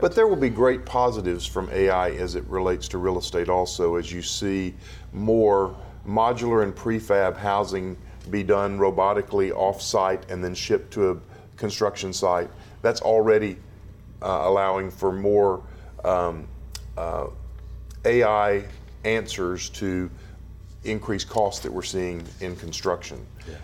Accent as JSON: {"language": "English", "town": "Dallas", "region": "Texas", "country": "United States", "tie": "born or raised there", "said": "my hometown of Dallas, Texas"}